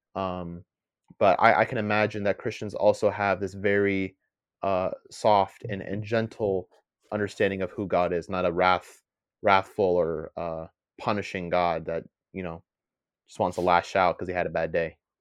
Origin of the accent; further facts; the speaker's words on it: United States; first language English; I'm born here in the, in the U S, my first language is English